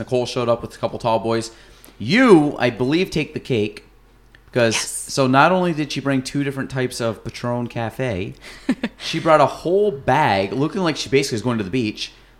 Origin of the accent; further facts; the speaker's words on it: United States; I grew up on Lake Champlain, like in mm-hmm. the summers and stuff